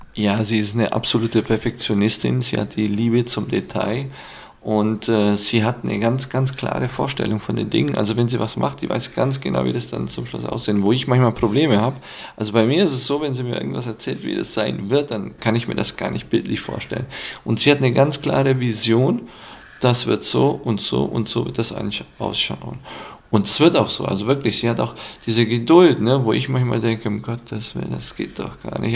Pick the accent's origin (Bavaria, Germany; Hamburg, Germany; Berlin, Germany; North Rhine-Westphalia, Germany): Bavaria, Germany; Füssen; aus Füssen